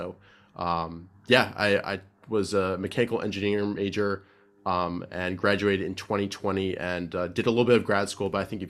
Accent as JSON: {"language": "English", "town": "Silver Spring", "region": "Maryland", "country": "United States", "tie": "born or raised there", "said": "I grew up right near Washington, D.C. in Silver Spring, Maryland."}